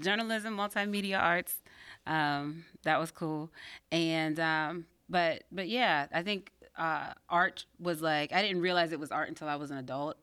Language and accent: English; Pittsburgh, Pennsylvania, United States; born in Belsover, and I grew up, um, in the suburbs